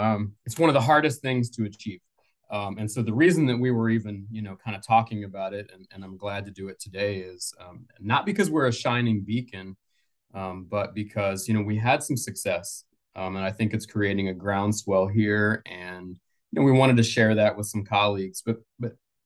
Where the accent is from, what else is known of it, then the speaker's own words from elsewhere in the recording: Colorado, United States; now in Atlanta, United States; That's where I'm from. I grew up in Colorado.